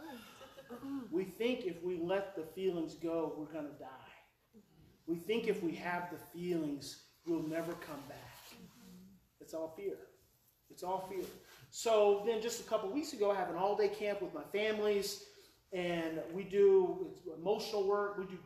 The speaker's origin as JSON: {"language": "English", "region": "Oklahoma", "country": "United States", "moved": "yes", "said": "I'm from Oklahoma."}